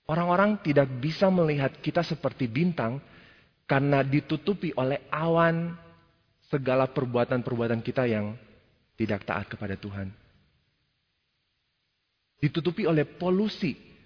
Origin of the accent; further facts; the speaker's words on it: Jakarta, Indonesia; Ya sekali lagi mungkin karena kalau kita berasal dari Jakarta, dari Indonesia mungkin sulit untuk melihat bintang seperti itu.